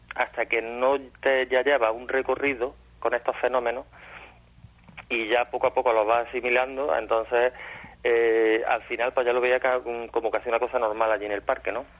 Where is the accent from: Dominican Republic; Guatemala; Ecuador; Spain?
Spain; Córdoba, Andalusia